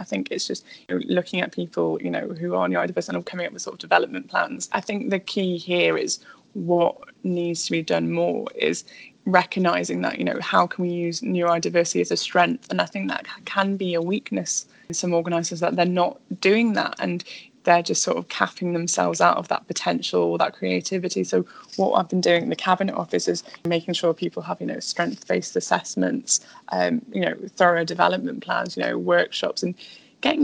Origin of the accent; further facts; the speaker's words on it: North Wales, United Kingdom; also born or lived in Spain; I'm from a very small town in North Wales